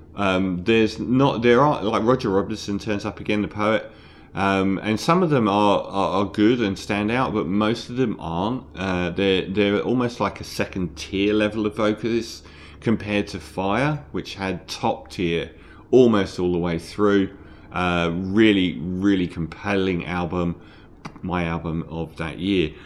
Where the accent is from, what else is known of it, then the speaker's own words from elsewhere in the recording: London, United Kingdom; I'm from London